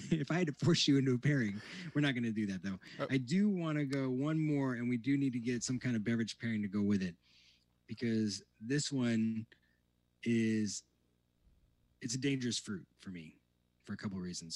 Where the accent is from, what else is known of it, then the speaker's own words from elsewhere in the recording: Indiana, United States; moved away; growing up in Indiana